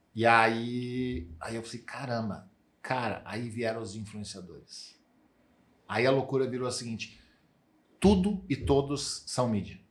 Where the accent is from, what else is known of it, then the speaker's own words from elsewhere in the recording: Santa Cruz do Sul, Rio Grande do Sul, Brazil; eu sou de Santa Cruz, Santa Cruz do Sul